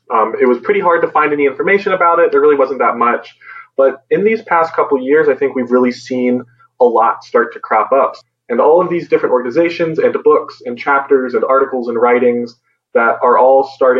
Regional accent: Richmond, Virginia, United States; I use they, them, or he, him pronouns. I am from Richmond, Virginia.

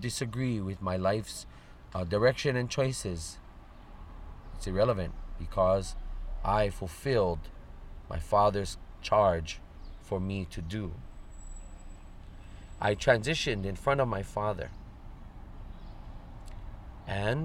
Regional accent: Honolulu, Hawaii, United States; I am from Liliha Pu'unui in Moku Kona on the island of Oahu in the valley of Nu'uanu within Kona Moku or Honolulu district.

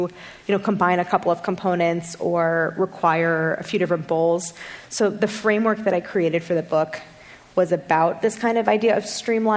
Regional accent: St. Louis, Missouri, United States; I grew up in St. Louis, and we had a sour cherry tree in our front yard

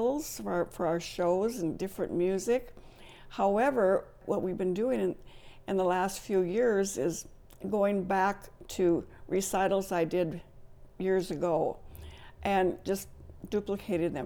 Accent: Valley City, North Dakota, United States; moved away as an adult; now in Jamestown, United States; I grew up in Valley City, and we were fortunate enough to have a dance instructor there

